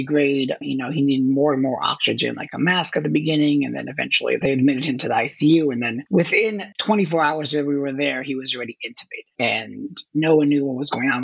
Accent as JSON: {"language": "English", "country": "Israel", "tie": "born or raised there", "moved": "as an adult", "lives_now": "New York, United States", "said": "I was born in New York, but raised and grew up in Israel. So that's where I lived most of my formative years. Then after my military service, I moved back to the States. So I've been in New York since 2001."}